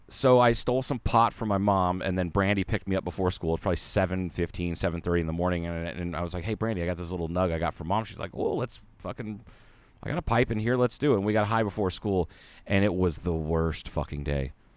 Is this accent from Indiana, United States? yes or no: no; Ohio, United States; moved away; a big Japanese population in my hometown because of, uh, the, uh, Panasonic plant